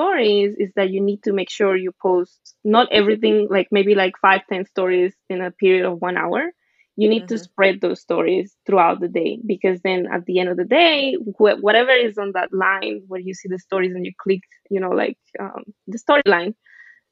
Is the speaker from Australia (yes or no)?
no; Venezuela; now in New York City, United States; I grew up in Venezuela.